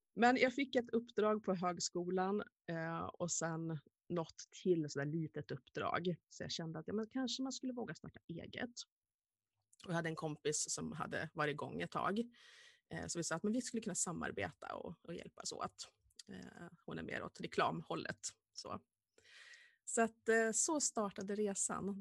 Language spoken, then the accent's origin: Swedish; Vilhelmina, Västerbotten County, Sweden; jag ville gärna bo kvar hemma i Vilhelmina